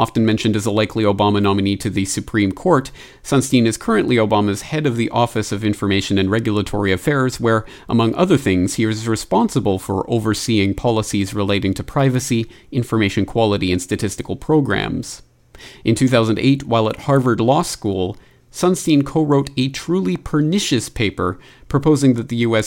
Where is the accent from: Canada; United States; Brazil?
Canada; my home country of Canada